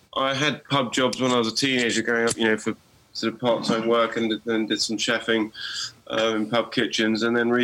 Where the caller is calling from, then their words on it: South East England, United Kingdom; Yeah. I am. I'm in West Sussex. Not too far from Goodwood.